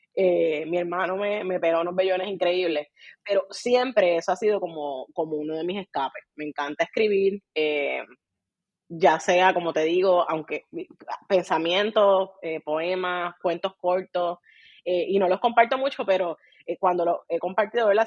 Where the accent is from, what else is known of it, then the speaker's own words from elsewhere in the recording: Puerto Rico; accent: boricua; soy bien boricua, así que hablo bien boricua.